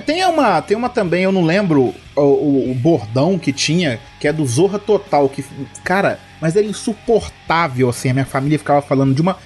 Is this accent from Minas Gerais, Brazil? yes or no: yes; Belo Horizonte, Minas Gerais, Brazil; eu sou de Belo Horizonte